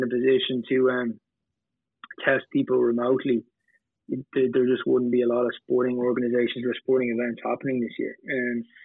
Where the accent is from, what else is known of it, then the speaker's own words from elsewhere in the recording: Ireland; We started in Ireland, I'm Irish